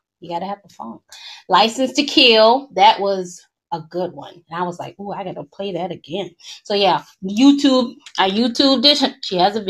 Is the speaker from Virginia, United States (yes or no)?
no; Georgia, United States; I'm from Georgia. I'm from Georgia.